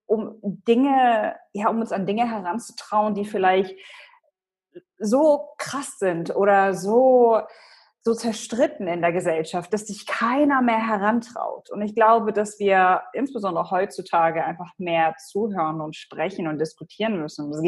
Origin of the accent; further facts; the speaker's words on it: Hannover, Lower Saxony, Germany; first language Polish; German is a second language; Ich komme ursprünglich aus Deutschland, aus Hannover. Meine Eltern äh, kommen aus Polen. Also ich bin wirklich als, als Kind aufgewachsen in so einem kulturellen Mischmasch. Also bis zum Kindergarten äh, habe ich nur Polnisch gesprochen